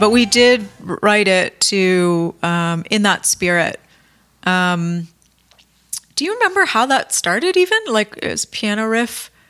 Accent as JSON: {"language": "English", "town": "Sarnia", "region": "Ontario", "country": "Canada", "tie": "born or raised there", "said": "I grew up outside of Sarnia"}